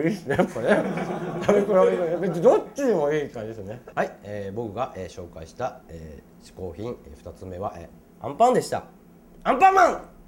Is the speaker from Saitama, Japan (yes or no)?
yes; Saitama, Japan; 僕はあの埼玉出身なんですけど